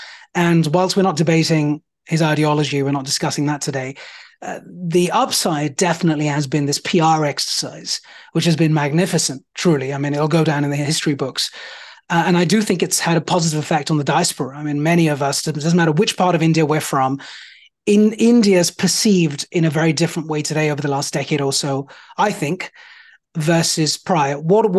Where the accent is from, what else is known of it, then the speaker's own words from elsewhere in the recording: United Kingdom; accent: British; depending on the setting I'm in, I have to turn up my British accent